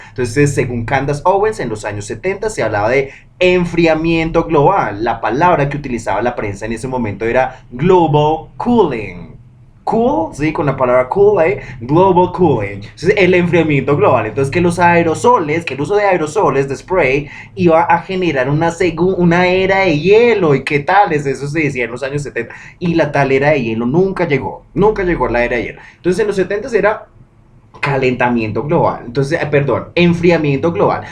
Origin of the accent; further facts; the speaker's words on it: Bogotá, Colombia; uno siendo bogotano, uno mm, siendo de acá arriba en las montañas